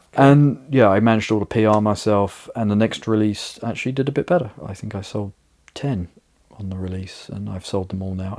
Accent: United Kingdom; now in Riga, Latvia; my hometown in the UK

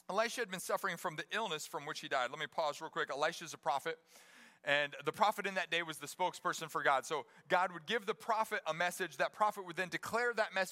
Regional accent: Johnston, Iowa, United States; moved away as an adult; now in Springfield, United States; I grew up in Johnston, Iowa, my first 18 years

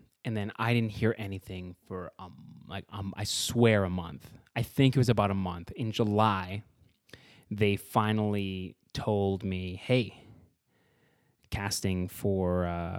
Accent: Edmonton, Alberta, Canada; now in Vancouver, Canada; I'm from Edmonton, Alberta, and I just moved to Vancouver

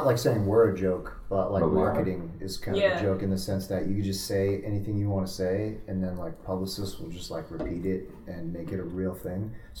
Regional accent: Fort Lauderdale, Florida, United States; I'm from Fort Lauderdale.

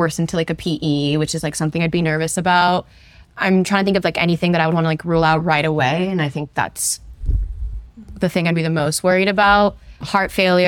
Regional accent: Omaha, Nebraska, United States; moved away as an adult; also born or lived in St. Louis, Missouri; now in Chicago, United States; I am from the Omaha, Nebraska area. That's where I grew up.

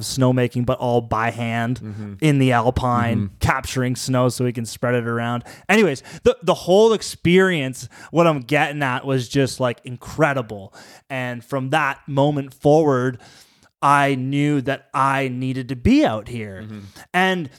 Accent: Collingwood, Ontario, Canada; Being from Ontario, growing up in Collingwood and skiing at Blue Mountain, and skiing was always like my biggest passion, and yeah, there was always this dream to move out west after high school.

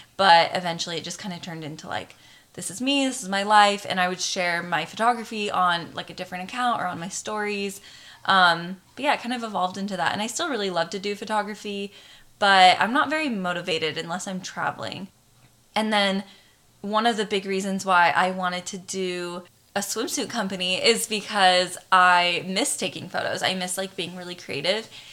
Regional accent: Arizona, United States; moved away as an adult; also born or lived in Hawaii; now in California, United States; I've lived in Hawaii for the last six years, but I'm originally from Arizona and that's where all of our family pretty much still is

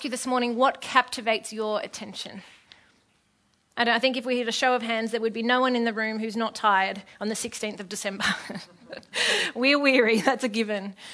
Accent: Epping, New South Wales, Australia; I grew up in Epping.

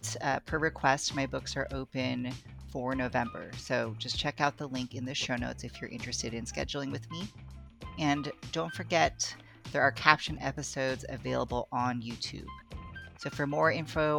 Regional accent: United States; now in Baltimore, United States; My ancestry is mostly Tagalog and some Chinoy, but I was raised here on Turtle Island

